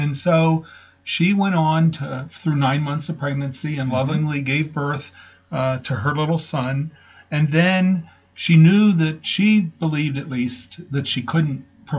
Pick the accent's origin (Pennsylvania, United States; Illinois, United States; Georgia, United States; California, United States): Pennsylvania, United States; South Central; I grew up in South Central Pennsylvania.